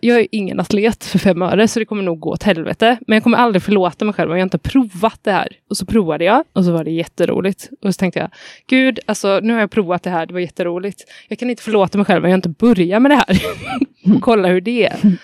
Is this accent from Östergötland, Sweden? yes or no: no; Gråbo, Västra Götaland, Sweden; moved away as an adult; now in Gothenburg, Sweden; jag är uppvuxen i Gråbo, men bor i Göteborg sedan kanske fem år tillbaka